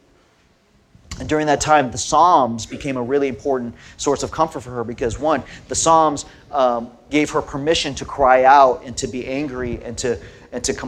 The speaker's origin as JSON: {"language": "English", "region": "Southern California", "country": "United States", "tie": "born or raised there", "said": "I grew up in Southern California. My parents were immigrants from Korea"}